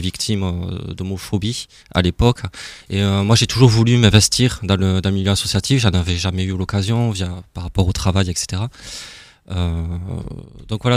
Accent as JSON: {"language": "French", "town": "Toulouse", "region": "Occitania", "country": "France", "also_born_or_lived": "Alsace", "accent": "Toulouse", "moved": "as an adult", "lives_now": "Strasbourg, France", "said": "j'ai un petit accent de Toulouse"}